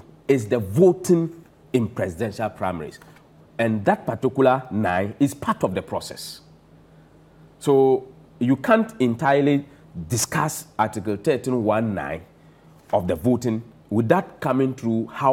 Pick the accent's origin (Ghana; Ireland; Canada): Ghana; Zabzugu, Northern Region; I come from Zabzugu